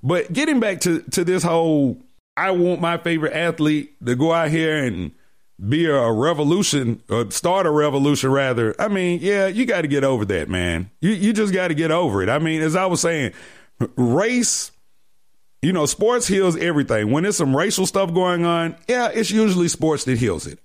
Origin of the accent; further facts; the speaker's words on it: Decatur, Georgia, United States; Now I'm from down south. I'm from Decatur, GA.